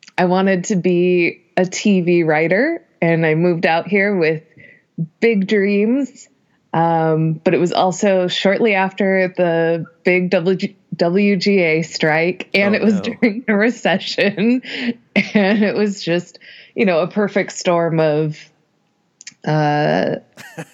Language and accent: English; Reno, Nevada, United States; moved away as an adult; now in Los Angeles, United States; I'm originally from Reno, Nevada